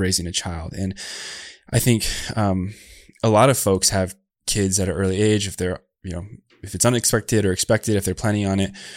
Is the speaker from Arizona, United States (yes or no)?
yes; Tucson, Arizona, United States; I was born down in Tucson, Arizona, and I grew up to a single mom